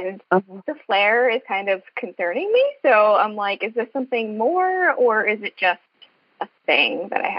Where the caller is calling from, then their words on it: Long Island, New York, United States; I am calling from Long Island.